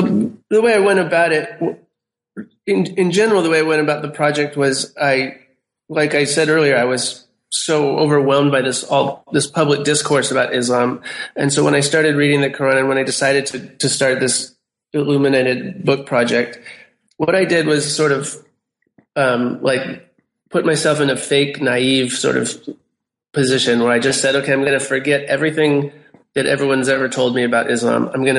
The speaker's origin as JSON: {"language": "English", "country": "United States", "said": "You know, I'm an American and I'm a visual artist, and that's the way I do projects."}